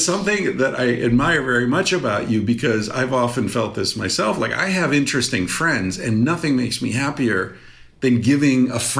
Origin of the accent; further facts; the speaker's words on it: United States; moved away as an adult; also born or lived in Spain; as an American, raised as an American